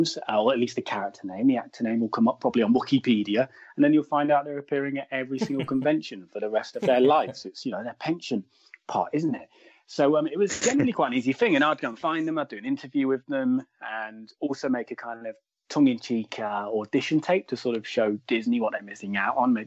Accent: Midlands, United Kingdom; I'm in the middle. I'm from the Midlands.

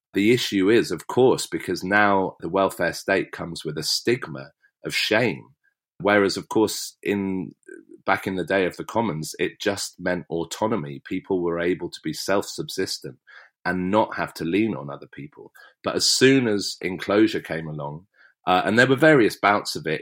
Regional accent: West Berkshire, South East England, United Kingdom; I grew up in West Berkshire and it's beautiful.

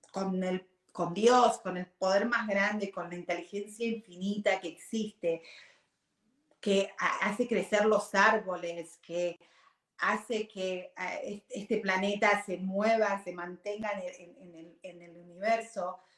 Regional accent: Argentina; moved away as an adult; now in Virginia, United States; yo vine de Argentina cuando tenía 18 años, ahora tengo 48, o sea, hace años, 30 años atrás, va a ser, uh, ¿ok? Ah, cuando vine, ah, vine a Virginia

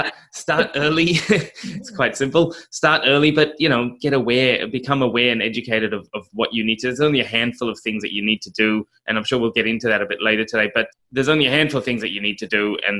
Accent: South Africa; also born or lived in Australia; I grew up in South Africa. Well, mixed between Australia. I was born in Australia and spent some of my childhood in South Africa.

